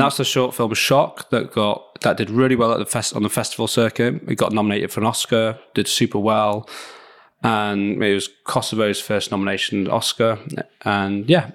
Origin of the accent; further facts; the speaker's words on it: Leeds, Yorkshire and the Humber, United Kingdom; in Leeds, in my, my hometown